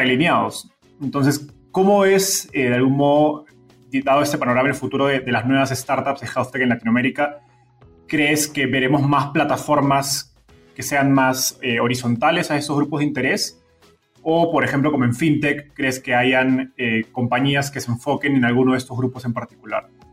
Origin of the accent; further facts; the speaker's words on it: Peru; yo soy peruano